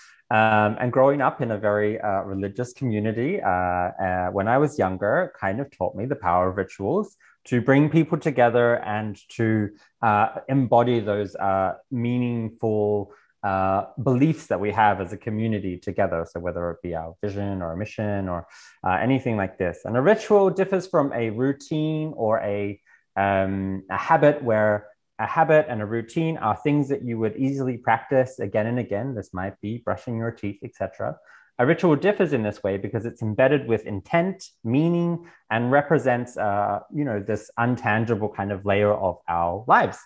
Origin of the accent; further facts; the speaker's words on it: Australia; moved away as an adult; now in Berlin, Germany; I was born in Australia, and from Australia, I also then moved and have lived the last 8 years in Berlin.